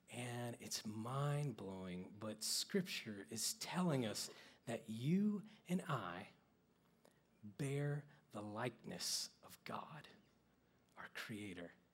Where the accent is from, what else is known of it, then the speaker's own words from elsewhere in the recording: Oklahoma, United States; I grew up in Oklahoma where there's no lights and really no cities to speak